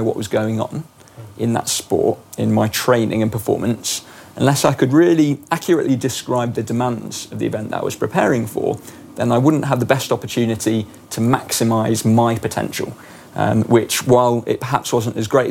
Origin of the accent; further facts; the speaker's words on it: England, United Kingdom; moved away as an adult; also born or lived in south of France; an English person, as I am